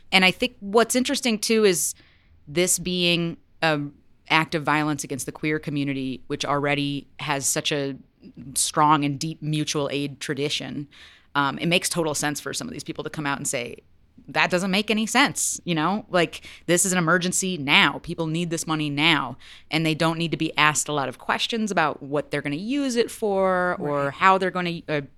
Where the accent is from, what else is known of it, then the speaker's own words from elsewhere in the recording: Western New York, United States; I'm from Western New York, so I'm like an hour away from being Canadian.